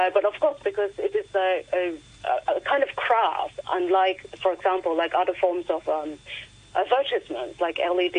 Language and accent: English; Hong Kong; moved away as an adult; I grew up in the 90s and 80s in Hong Kong. The streets were full of neon. And to me, it was like a sign of home, you know. And then eventually I moved away from Hong Kong